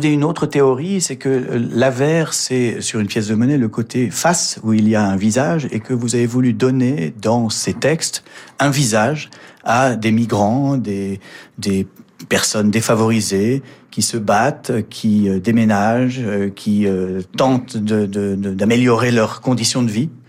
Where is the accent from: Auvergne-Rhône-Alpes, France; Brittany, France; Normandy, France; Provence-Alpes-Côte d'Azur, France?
Provence-Alpes-Côte d'Azur, France; Nice; also born or lived in Mauritius; je suis niçois, et profondément niçois.